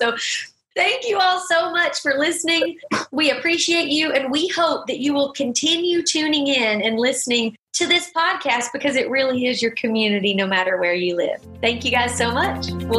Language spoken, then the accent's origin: English; Alabama, United States; We're from Alabama. We love college football.